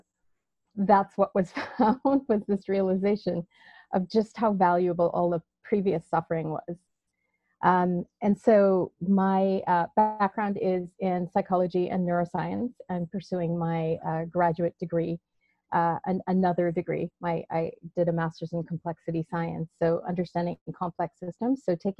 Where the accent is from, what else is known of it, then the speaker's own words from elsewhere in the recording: Trinidad & Tobago; In Trinidad.